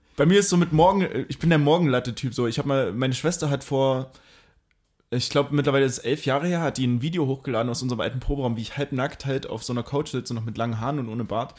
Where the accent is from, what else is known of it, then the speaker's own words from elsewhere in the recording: Mühlhausen, Thuringia, Germany; now in Dresden, Germany; Mühlhausen, meine Heimat